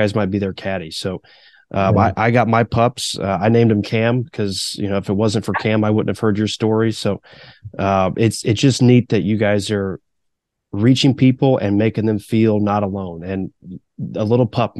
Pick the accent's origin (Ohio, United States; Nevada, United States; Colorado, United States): Ohio, United States; Pickerington; also born or lived in Virginia; I've been in Pickerington for the most part ever since I was 10.